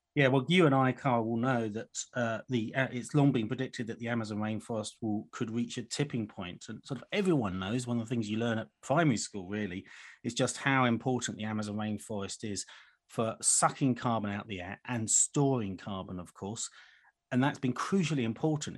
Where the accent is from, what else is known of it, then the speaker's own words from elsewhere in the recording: United Kingdom; as a Brit